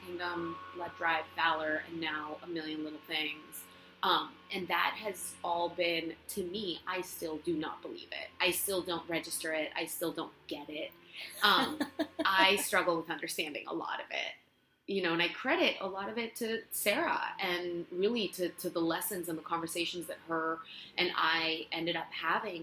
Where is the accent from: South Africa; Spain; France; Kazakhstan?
Spain; Barcelona, Catalonia; English is a second language; moved away as an adult; now in Los Angeles, United States; I'm from Spain. I'm from Barcelona, born and raised, and I came to LA gosh, maybe seven years ago